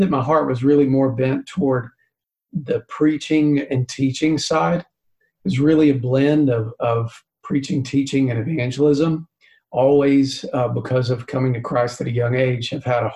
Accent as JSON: {"language": "English", "region": "East Tennessee", "country": "United States", "tie": "born or raised there", "said": "I grew up in East Tennessee"}